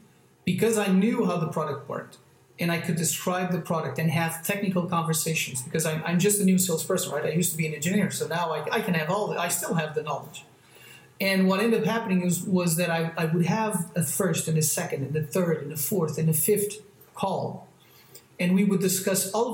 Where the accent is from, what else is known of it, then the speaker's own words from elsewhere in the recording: Almada, Setúbal, Portugal; also born or lived in France; now in Lisbon, Portugal; I grew up near a town near Lisbon, on the other side of the bank of Lisbon